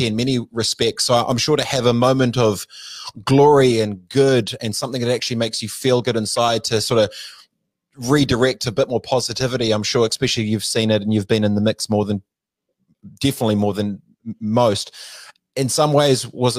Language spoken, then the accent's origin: English; New Zealand; I'm from New Zealand. We're a small nation of 5 million